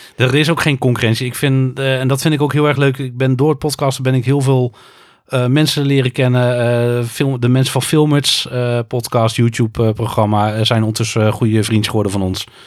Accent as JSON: {"language": "Dutch", "region": "North Brabant", "country": "Netherlands", "tie": "born or raised there", "also_born_or_lived": "Utrecht", "said": "ik ben een import Brabander. Ik ben geboren in Utrecht, maar ik woon al bijna mijn hele leven in Brabant."}